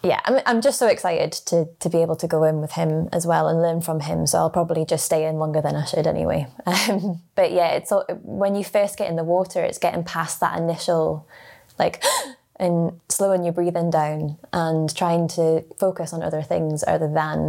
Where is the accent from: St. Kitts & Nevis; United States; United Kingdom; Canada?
United Kingdom; Scotland; growing up in Scotland.